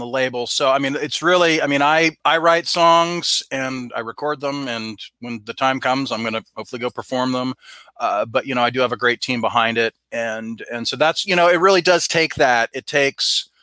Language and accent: English; Southern California, United States; I grew up in Southern California